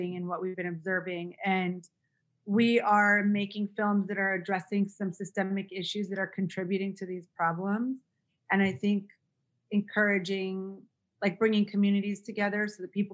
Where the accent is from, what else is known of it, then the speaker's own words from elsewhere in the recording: West Hollywood, California, United States; I'm born and raised in West Hollywood, so I'm from